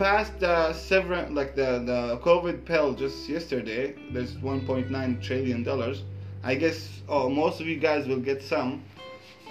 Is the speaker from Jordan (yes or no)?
yes; Jordan; now in Thailand; I'm from Jordan. We're both living in Thailand.